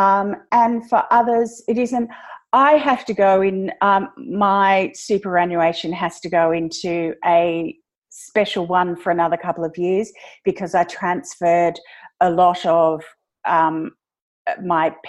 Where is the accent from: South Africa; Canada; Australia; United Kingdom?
Australia; I am Australian